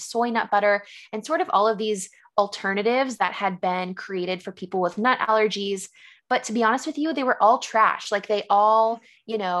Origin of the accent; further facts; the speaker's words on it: San Diego, California, United States; moved away as an adult; also born or lived in San Francisco; now in Philadelphia, United States; I actually was born and raised in San Diego